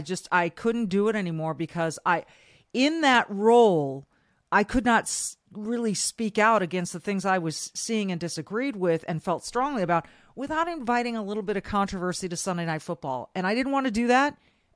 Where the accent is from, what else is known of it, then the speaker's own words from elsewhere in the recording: Manhattan Beach, California, United States; moved away as an adult; now in Minnesota, United States; I was born and raised in Manhattan Beach, California. I went to college up in Northern California, grad school in Southern California at USC, and here I am in Minnesota for the better part of 30 years now